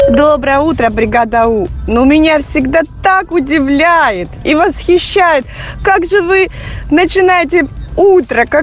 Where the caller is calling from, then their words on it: Ryazan, Ryazan Oblast, Russia; Вот. Я из Рязани.